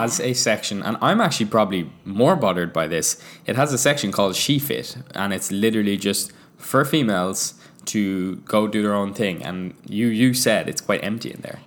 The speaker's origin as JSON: {"language": "English", "country": "Ireland", "moved": "yes", "lives_now": "Vancouver, Canada", "said": "we are an Irish couple living in Vancouver"}